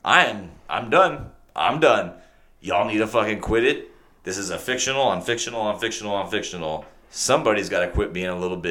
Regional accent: the Rio Grande Valley, Texas, United States; moved away; I'm from the Valley

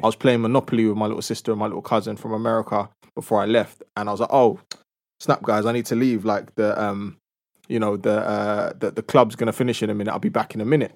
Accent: London, United Kingdom; I'm from a two-parent household in North London

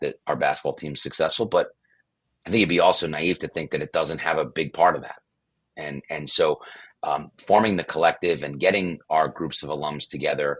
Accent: Brooklyn, New York, United States; moved away as an adult; also born or lived in St. Bonaventure, New York; I grew up in Brooklyn, as far away from Olean and St. Bonaventure, New York as possible.

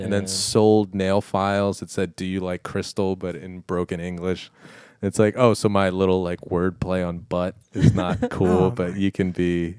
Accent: Kent Island, Maryland, United States; I grew up on the Eastern Shore of Maryland, Ken Island, to be exact.

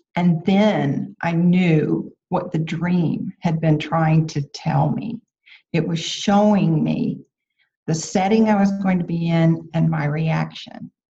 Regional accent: about 90 miles from Houston, Texas, United States; moved away; I had stayed in, in my hometown, which was about 90 miles from Houston

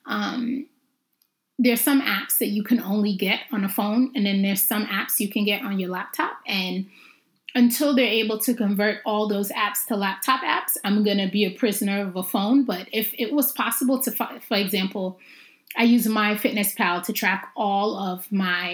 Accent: Jamaica; also born or lived in Brooklyn, New York / Harlem, Manhattan, New York; I'm Jamaican

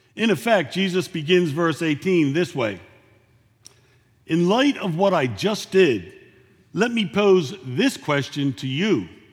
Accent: Philadelphia, Pennsylvania, United States; now in San Antonio, United States; I'm from Philadelphia

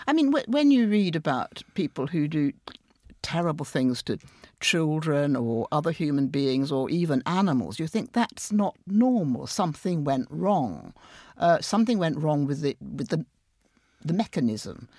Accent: Sheffield, Yorkshire and the Humber, United Kingdom; moved away; during the miners' strike in Sheffield, my hometown, I went back a lot

